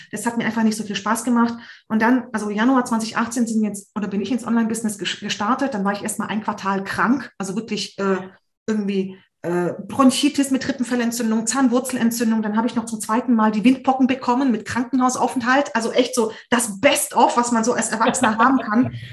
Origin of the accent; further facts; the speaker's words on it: Hungary; Wir kommen ja aus Ungarn